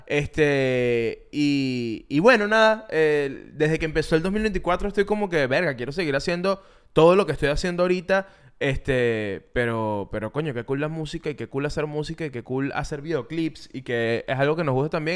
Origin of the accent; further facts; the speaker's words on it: Venezuela; Yo que soy venezolano